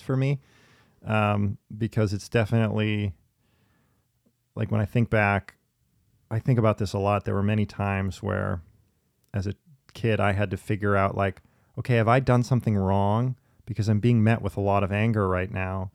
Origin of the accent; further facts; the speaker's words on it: Minneapolis, Minnesota, United States; also born or lived in New York City; here in my home town, it's, it's specifically I've noticed too in Minneapolis